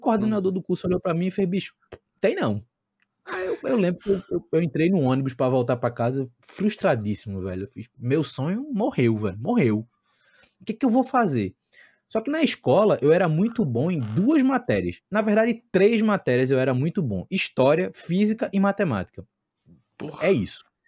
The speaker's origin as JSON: {"language": "Portuguese", "town": "Recife", "region": "Pernambuco", "country": "Brazil", "also_born_or_lived": "Santiago, Chile", "moved": "as an adult", "said": "Eu sou de Recife, estou em Recife"}